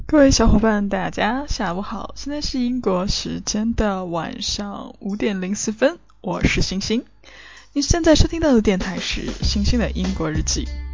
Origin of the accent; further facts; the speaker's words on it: northern China, China; moved away; 作为一个北方人，我不怎么能吃辣的